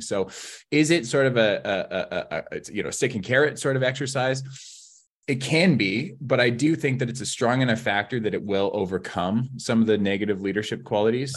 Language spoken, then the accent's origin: English; Southeast Kootenays, British Columbia, Canada; now in Vancouver, Canada; I'm from the Southeast Kootenays